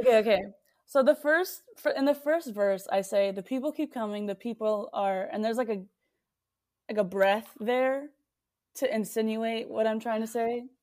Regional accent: Texas, United States; I love that I was born here.

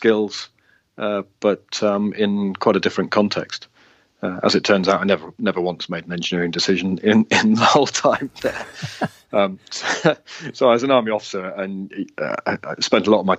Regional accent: Worcester, West Midlands, United Kingdom; moved away as an adult; also born or lived in Cardiff / North Wales / Swansea; I was born in Worcester, which is just up the road, and I was born in a village just outside Worcester, and then moved to Worcester when my teenage years

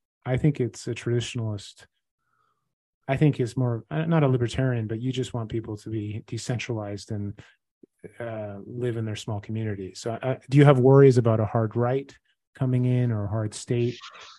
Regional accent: Brazil; also born or lived in Chile; I grew up in South America, in Brazil

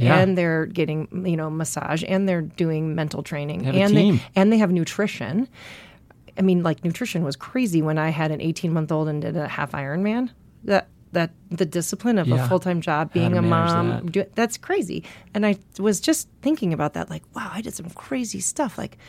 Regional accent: Milwaukee, Wisconsin, United States; In Milwaukee.

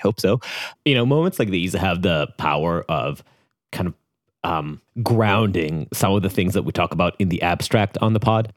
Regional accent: Israel; accent: Israeli; my Israeli accent

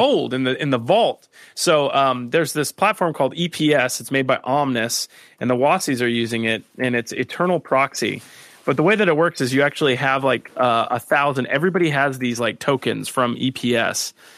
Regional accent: South Florida, United States; moved away; also born or lived in New York City; I grew up in South Florida, and then when I moved to New York City

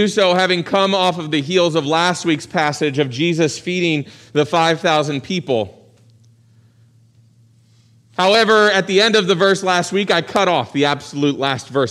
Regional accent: Virginia Beach, Virginia, United States; So I grew up in Virginia Beach. My parents' families were both from West Virginia

